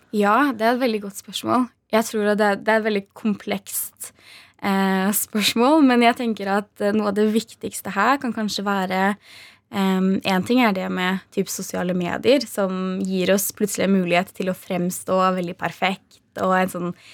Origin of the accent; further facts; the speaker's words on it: Hamar, Innlandet, Norway; der jeg kommer ifra, eh, på Hamar